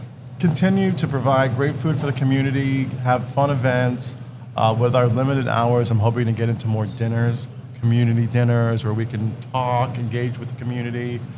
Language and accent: English; Leominster, Massachusetts, United States; We're right on the border. So we're definitely more Leominster, but we got a lot of love for Fitchburg. We're just from Fitchburg. I'm from Leominster.